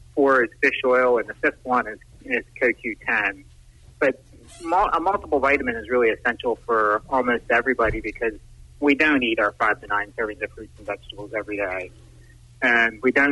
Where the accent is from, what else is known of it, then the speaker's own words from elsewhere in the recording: Waynesboro, Pennsylvania, United States; I was a graduate from Waynesboro High School back three decades ago now